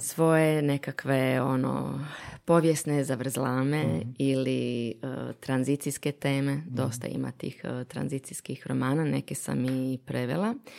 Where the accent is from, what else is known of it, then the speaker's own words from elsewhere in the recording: Bosnia & Herzegovina; moved away; sam odrasla u Bosni